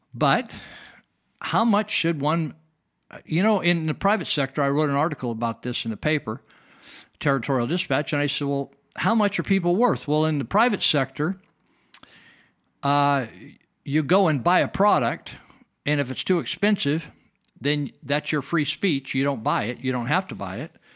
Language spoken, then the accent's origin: English; Marysville, California, United States; I was raised in California, and, uh, I was raised in a town called Marysville, small town of twelve thousand people